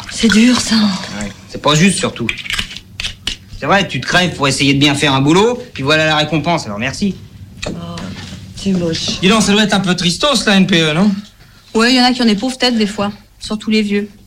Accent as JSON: {"language": "French", "country": "France", "said": "Mais je suis français."}